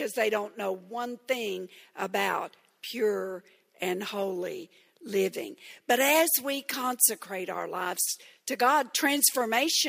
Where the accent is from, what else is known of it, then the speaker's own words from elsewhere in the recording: Texarkana, Texas, United States; I grew up very innocently in Texarkana, Texas.